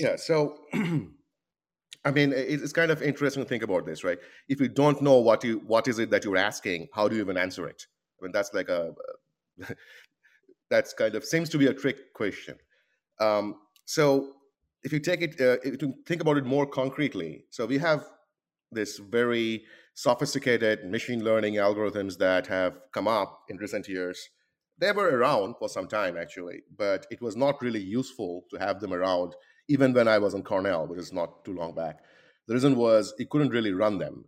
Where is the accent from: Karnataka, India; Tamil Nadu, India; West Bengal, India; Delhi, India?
West Bengal, India; Kolkata; moved away as an adult; now in United States; I was born and uh, born and grew up really uh, in India